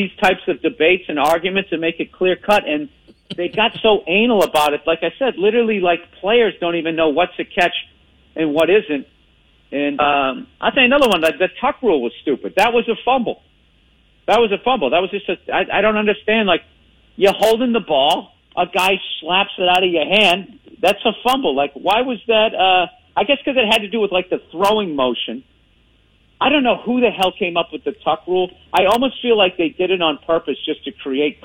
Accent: Boston, Massachusetts, United States; accent: Boston; I saw myself in a cowboy shirt with a Boston accent

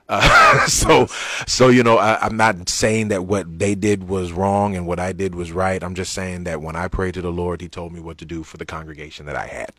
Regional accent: United States; as American Christians

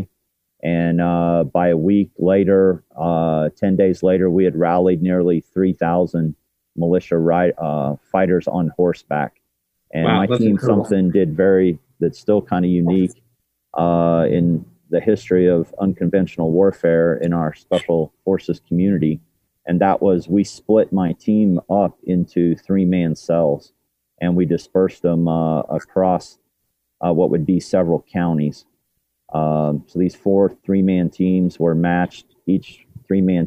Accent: Kansas, United States; my home state of Kansas

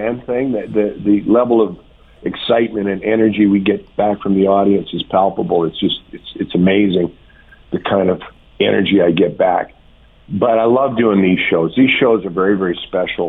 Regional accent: Lynn Lake, Manitoba, Canada

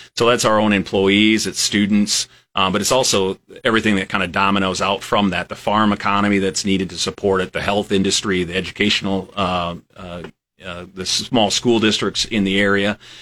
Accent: western South Dakota, United States; moved away as an adult; also born or lived in Lincoln, Nebraska / Iowa; now in Nebraska, United States; I'm originally from a small town in, in western South Dakota

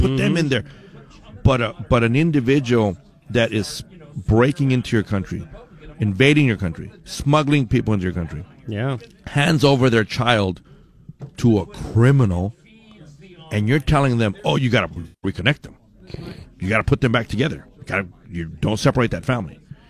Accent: Douglas, Arizona, United States; I grew up in Arizona. Mm-hmm. I grew up in Douglas.

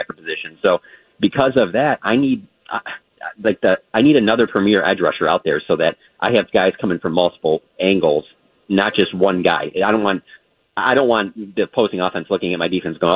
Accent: Michigan, United States; when I was growing up in Michigan

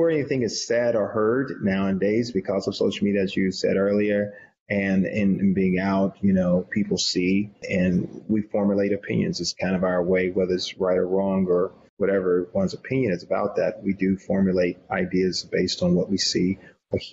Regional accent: the South, United States; I was born and raised in the South

